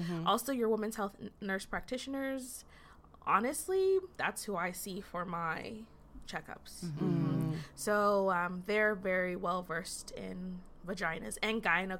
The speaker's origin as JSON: {"language": "English", "region": "Massachusetts", "country": "United States", "said": "So I'm from Massachusetts."}